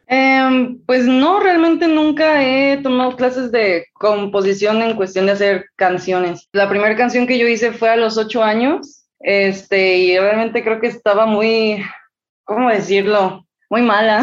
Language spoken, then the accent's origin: Spanish; Mexico; Tengo 21 años, soy mexicana.